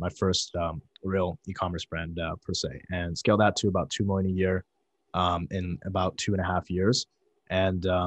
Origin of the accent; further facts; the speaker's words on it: Chesterton, Indiana, United States; I grew up in Chesterton, Indiana